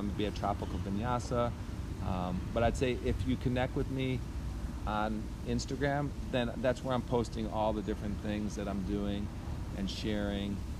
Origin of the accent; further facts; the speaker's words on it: Skokie, Illinois, United States; also born or lived in Chicago, Illinois / northern Wisconsin; I grew up in Skokie, Illinois